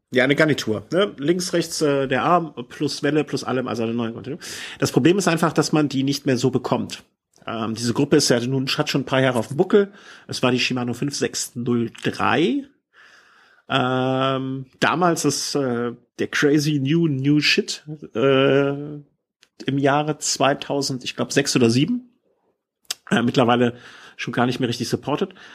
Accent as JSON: {"language": "German", "town": "Cologne", "region": "North Rhine-Westphalia", "country": "Germany", "said": "hier als Kölner"}